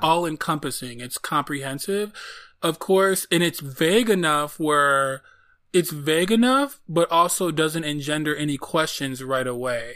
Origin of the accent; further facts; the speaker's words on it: Detroit, Michigan, United States; I am from Detroit